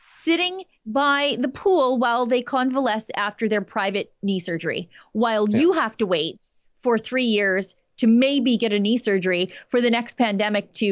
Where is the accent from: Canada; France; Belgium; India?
Canada; When I first traveled to Switzerland in the 70s as a Canadian, I was shocked to see police with automatic rifles all over the place.